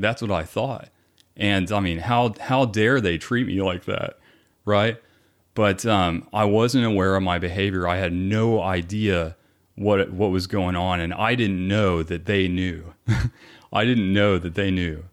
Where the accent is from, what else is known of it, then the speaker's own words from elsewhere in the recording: Garland, Texas, United States; I was born here in the Dallas area. So, um, we grew up, I grew up in Garland